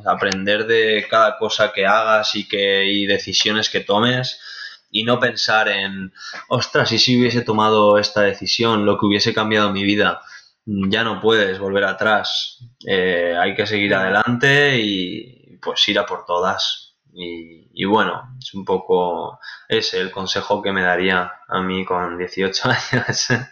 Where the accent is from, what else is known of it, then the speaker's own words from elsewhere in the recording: Benicàssim, Valencian Community, Spain; now in Castellón de la Plana, Spain; actualmente vivo en Castellón de la Plana, es una ciudad muy bonita, pero yo soy de Benicassim